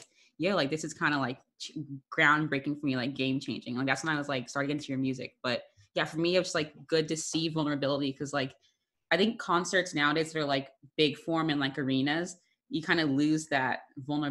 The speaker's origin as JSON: {"language": "English", "region": "Northern Florida", "country": "United States", "moved": "yes", "lives_now": "New York, United States", "said": "I'm from Northern Florida"}